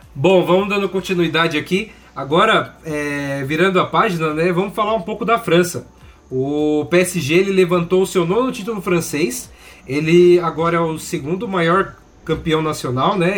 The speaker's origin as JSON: {"language": "Portuguese", "country": "Brazil", "said": "Eu, como brasileiro"}